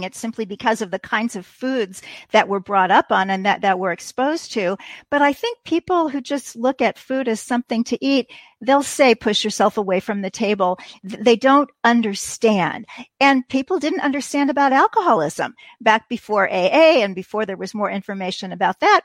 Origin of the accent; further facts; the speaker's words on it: Kansas City, Missouri, United States; I was enrolled in a community college in my hometown of Kansas City